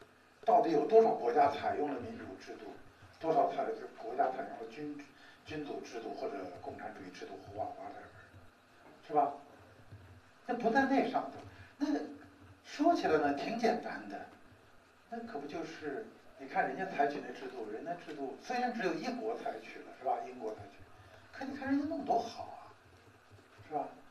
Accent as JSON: {"language": "Chinese", "country": "China", "said": "我们中国人有中国人权观"}